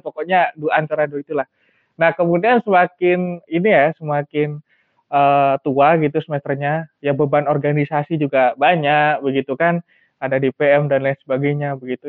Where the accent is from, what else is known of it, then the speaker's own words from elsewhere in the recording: Malang, East Java, Indonesia; aku kebetulan asli Malang